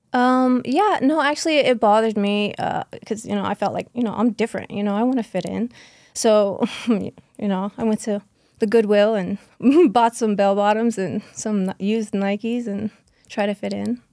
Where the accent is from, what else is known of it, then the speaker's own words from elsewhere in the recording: Okeechobee, Florida, United States; born and raised in South Florida, a small town called Okeechobee, very backwoods